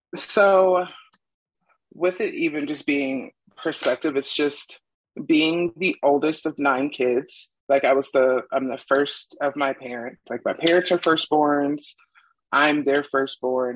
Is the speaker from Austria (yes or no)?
no; Ohio, United States; also born or lived in Arizona; now in Utah, United States; I'm originally from Ohio